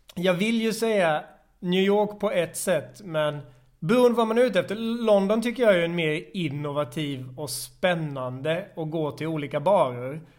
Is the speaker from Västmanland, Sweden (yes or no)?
no; Växjö, Kronoberg County, Sweden; moved away as an adult; also born or lived in Malmö; now in Stockholm, Sweden; i Växjö i Småland där jag kommer ifrån